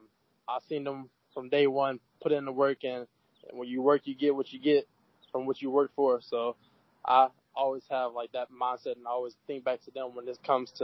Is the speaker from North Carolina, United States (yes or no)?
yes; North Carolina, United States; I'm from North Carolina